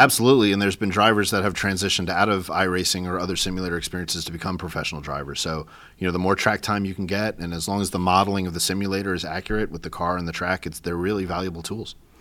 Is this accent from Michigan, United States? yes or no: no; New York, United States; I'm a New Yorker